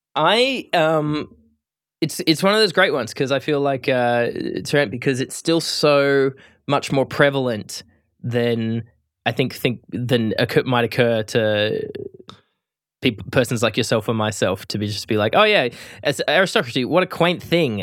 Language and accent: English; Australia; as an Australian